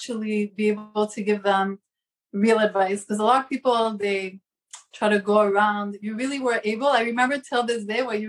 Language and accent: English; Montreal, Quebec, Canada; moved away as an adult; now in Brooklyn, United States; I'm from Montreal originally. Now I live in New York